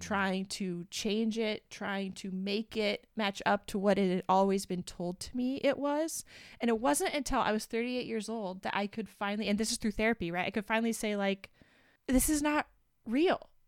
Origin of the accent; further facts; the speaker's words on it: United States; we're from the United States. We were both raised in white evangelical families